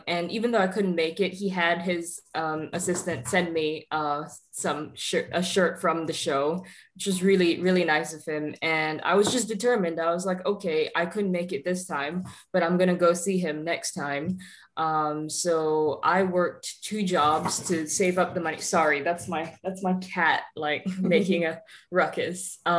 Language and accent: English; Singapore; now in Florida, United States; I'm from Singapore and I live in Florida at the moment.